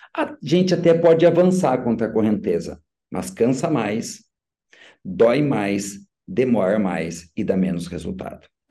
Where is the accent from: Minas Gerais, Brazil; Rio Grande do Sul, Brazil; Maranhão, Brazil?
Rio Grande do Sul, Brazil; São Borja; moved away as an adult; quando retornei para minha terra natal, que é onde eu moro até hoje